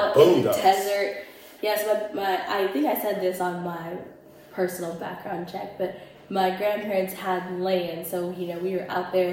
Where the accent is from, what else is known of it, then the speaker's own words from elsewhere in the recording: Indio, California, United States; I was born and raised in Indio